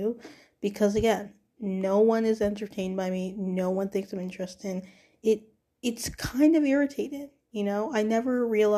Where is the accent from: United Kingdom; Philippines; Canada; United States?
Canada; Toronto, Ontario; I'm also from Toronto